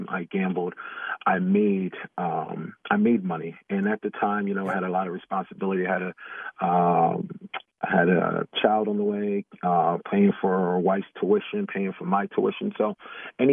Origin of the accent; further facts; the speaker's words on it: Atlantic City, New Jersey, United States; I grew up in Jersey around Atlantic City area